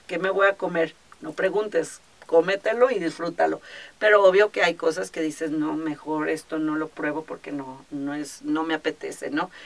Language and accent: Spanish; Guadalajara, Jalisco, Mexico; also born or lived in Acapulco; nací aquí en Guadalajara y bueno, parte de mi vida em, estuve aquí, pero posteriormente, fíjate que las cosas de la vida, a mi papá le ofrecieron un trabajo y nos fuimos a vivir tres años a Acapulco.